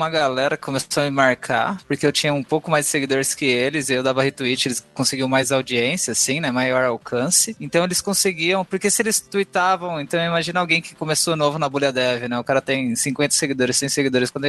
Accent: Brazil; Eu sou brasileiro, mas meu nome, primeiro nome é finlandês.

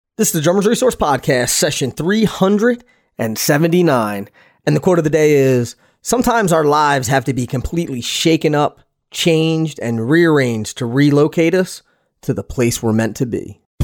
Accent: Philadelphia, Pennsylvania, United States; moved away; I'm from Philadelphia

